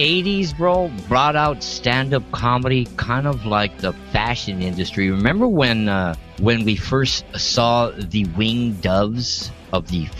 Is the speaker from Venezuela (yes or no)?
no; Boston, Massachusetts, United States; now in Los Angeles, United States; You know, like I said, I'm from Boston. You know, and it's like I like beer.